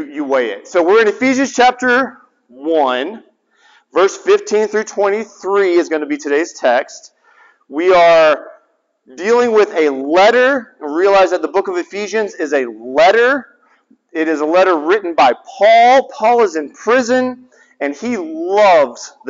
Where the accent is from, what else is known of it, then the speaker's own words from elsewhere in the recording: the South, United States; I'm from the South